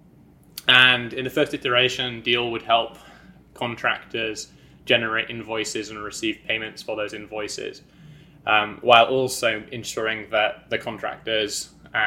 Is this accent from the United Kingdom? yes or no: yes; County Durham, North East England, United Kingdom; moved away as an adult; also born or lived in London / New York; I am a Brit. I grew up in County Durham on a farm